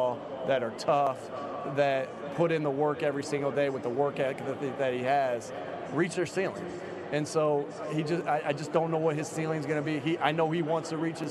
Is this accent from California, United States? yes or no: no; Jamestown, New York, United States; I grew up in Jamestown, New York